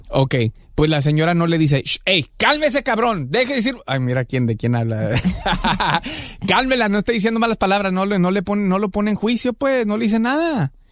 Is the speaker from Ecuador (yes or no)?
no; Guadalajara, Jalisco, Mexico; now in Los Angeles, United States; de Guanatos, Colonia Lagos de Oriente